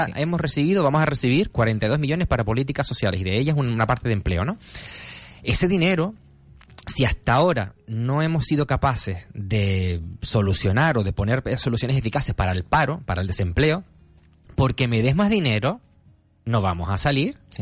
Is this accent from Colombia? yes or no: no; Gáldar, Canary Islands, Spain; yo vengo de Galdar